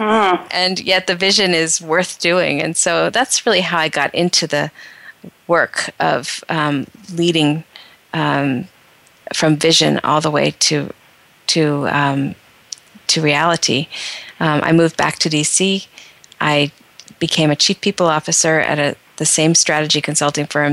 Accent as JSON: {"language": "English", "region": "northeastern Pennsylvania", "country": "United States", "tie": "born or raised there", "moved": "as an adult", "said": "I grew up in a very small town in northeastern Pennsylvania"}